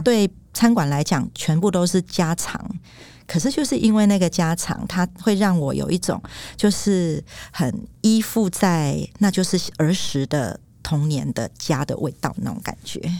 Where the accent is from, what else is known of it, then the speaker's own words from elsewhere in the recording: Taiwan; 我自己就是曾经在学校讲台语，然后被罚五块钱。哦，然后我还有挂上狗牌哦，就说我不爱说台语